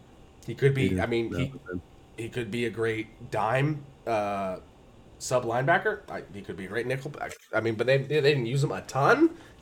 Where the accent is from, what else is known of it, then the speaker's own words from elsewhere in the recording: Cincinnati, Ohio, United States; I'm from Cincy.